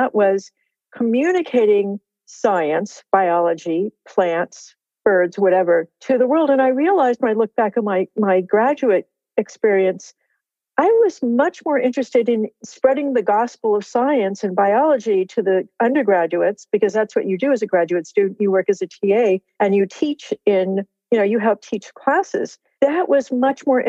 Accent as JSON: {"language": "English", "region": "California", "country": "United States", "tie": "born or raised there", "said": "I live in California and I'm from California"}